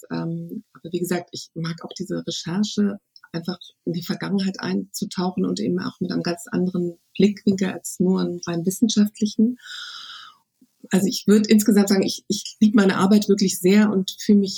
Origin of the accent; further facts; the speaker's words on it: Berlin, Germany; Also ich bin ja Berlinerin und ich würde sagen, am liebsten bin ich eine Wanderin zwischen den